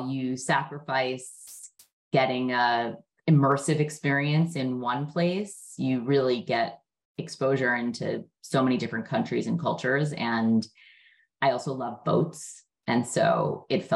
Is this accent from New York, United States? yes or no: yes; New York City, New York, United States; growing up in Brooklyn, New York